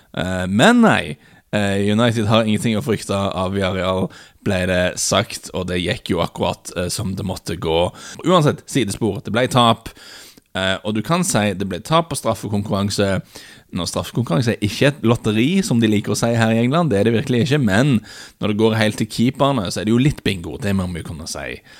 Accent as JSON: {"language": "Norwegian", "country": "Norway"}